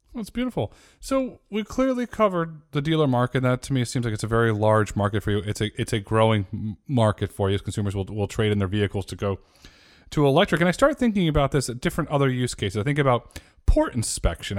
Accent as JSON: {"language": "English", "region": "Northeast", "country": "United States", "tie": "born or raised there", "said": "I grew up in the Northeast"}